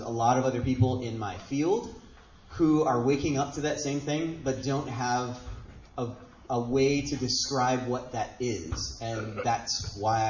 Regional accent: Hawaii, United States; Born and raised in Hawaii

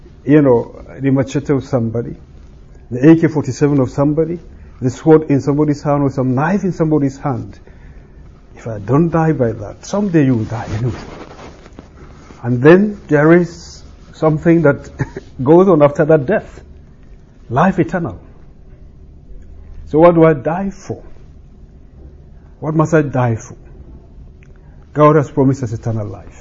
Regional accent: Nigeria; moved away; I come from Nigeria

